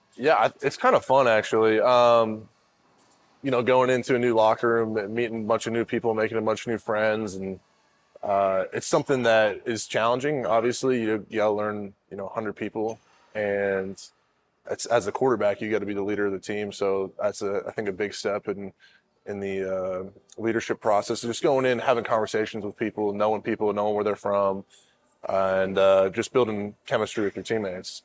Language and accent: English; Arizona, United States; I'm from Arizona